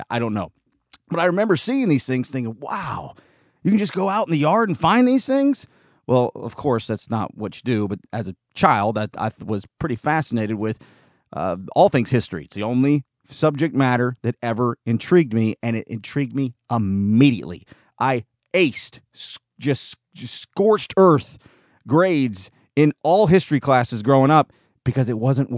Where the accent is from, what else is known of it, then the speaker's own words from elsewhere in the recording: North Georgia, United States; also born or lived in Southern California; I've always been pretty proud to be a Southerner. I was born in Southern California, moved here in 1986. Somewhere between 1986 and 1988, roughly in there, we ended up in North Georgia